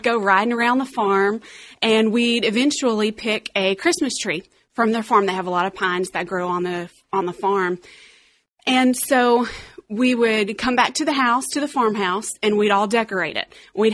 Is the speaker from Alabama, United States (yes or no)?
yes; Alabama, United States; growing up in Alabama, we would travel down to South Alabama